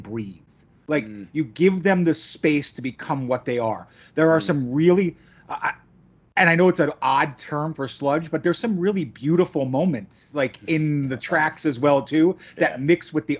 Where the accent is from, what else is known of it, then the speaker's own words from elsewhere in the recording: New York area, United States; I'm from the New York area